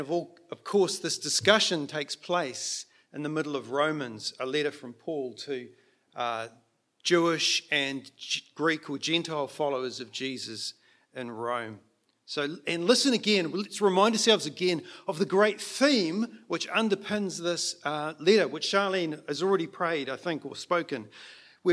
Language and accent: English; Auckland, New Zealand; moved away; also born or lived in Mount Maunganui; So I was born in in Auckland, and Manurewa is my base, but we did shift away from there.